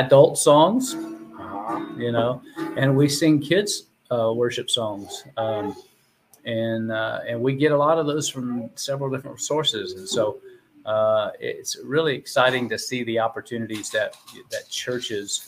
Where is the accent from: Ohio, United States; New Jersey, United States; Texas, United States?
Texas, United States; Houston; I grew up in the Houston area